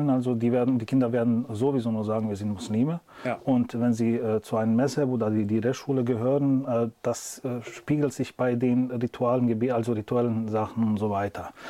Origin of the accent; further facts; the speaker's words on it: Bosnia & Herzegovina; Also äh, ich komme aus Bosnien, wir sind hanefetischer Schule